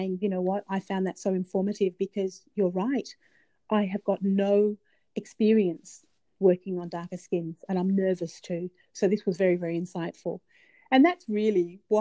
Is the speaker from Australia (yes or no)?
yes; Australia; I'm Australian